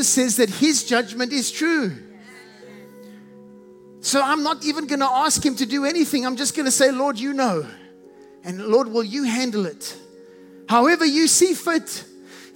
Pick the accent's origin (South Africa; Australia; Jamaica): South Africa; accent: South African; I have a South African accent. I can't get rid of it.